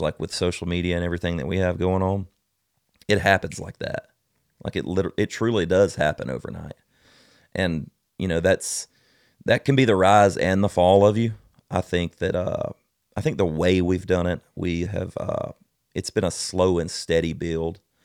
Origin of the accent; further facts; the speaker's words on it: South Alabama, United States; I'm from South Alabama. Of course I'm country